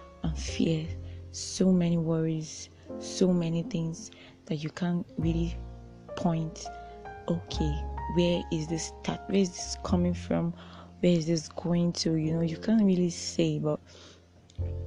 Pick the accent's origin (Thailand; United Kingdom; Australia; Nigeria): Nigeria; especially as a Nigerian